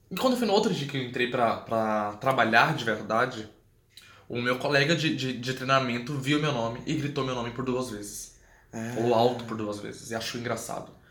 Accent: Goiânia, Goiás, Brazil; also born or lived in Alagoas; now in Porto Alegre, Brazil; Não sou daqui, sou de Goiânia, mas não nasci em Goiânia, nasci em Alagoas, como eu disse.

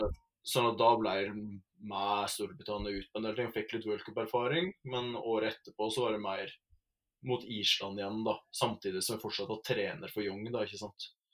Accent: Rauland, Telemark, Norway; jeg er fra Telemark, fra Rauland i Vinje

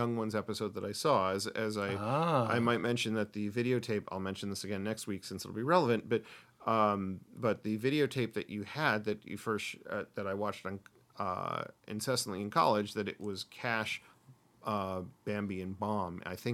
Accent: United States; I'm an American

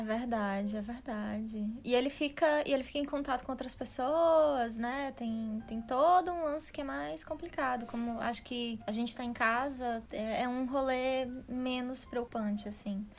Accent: Northeast Region, Brazil; now in Netherlands; a gente aqui, né, do Nordeste, né? Maceió, Rio Grande do Norte, Ceará

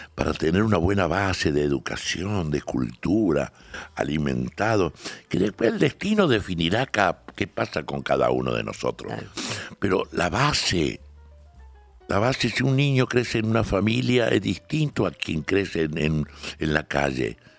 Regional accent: Salta, Argentina; accent: salteño; also born or lived in Córdoba; now in Buenos Aires, Argentina; nací en Salta, viví muchos años, después en Córdoba y ahora en Buenos Aires

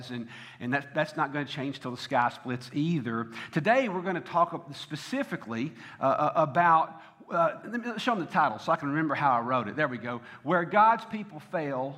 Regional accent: the South, United States; I am from the South.

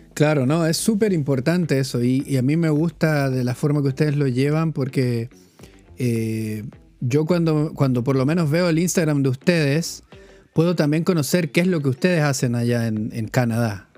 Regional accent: Chile; moved away; also born or lived in London; siendo chileno

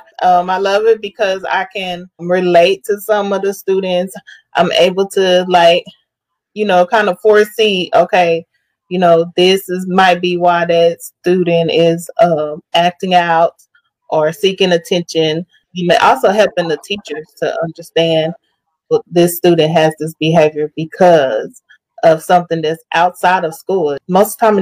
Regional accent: Amarillo, Texas, United States; now in Dallas-Fort Worth, United States; Born and raised in Amarillo, Texas

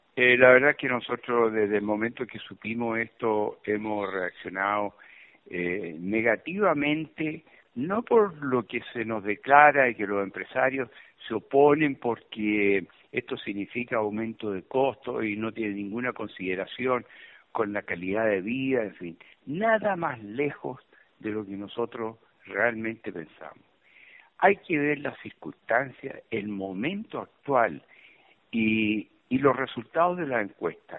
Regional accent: Chile; uno como chileno

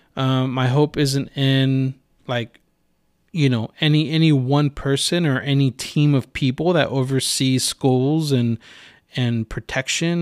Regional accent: Santa Rosa, California, United States; also born or lived in Rohnert Park; I was born and raised in Santa Rosa.

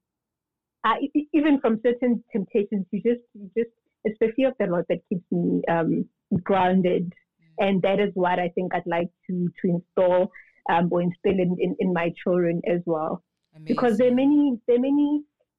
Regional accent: Soweto, Gauteng, South Africa; also born or lived in Pretoria; I was born and bred in Soweto, grew up there, attended most of my schooling there.

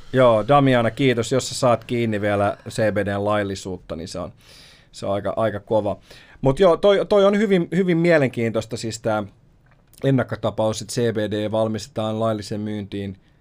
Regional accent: Raseborg, Uusimaa, Finland; moved away; kesällä mä muutin takas Karjaalle, mun synnyinseuduille, ja mä olin siinä alueella, missä mis mä, mis mä olin aina pienenä

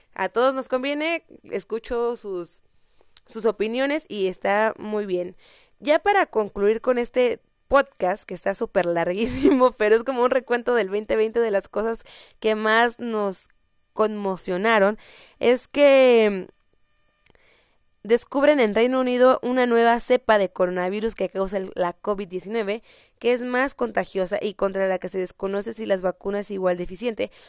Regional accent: Mexico

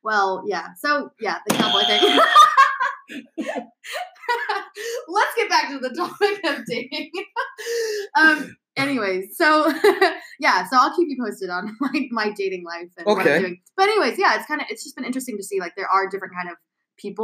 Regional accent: Texas, United States; now in China; I'm from Texas. And so my family would love that. Like, come back to Texas

